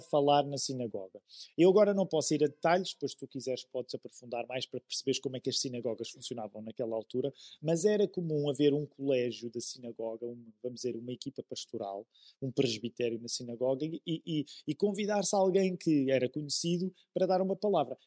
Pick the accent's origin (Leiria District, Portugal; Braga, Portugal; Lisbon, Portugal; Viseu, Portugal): Lisbon, Portugal; Amadora; Eu cresci na Amadora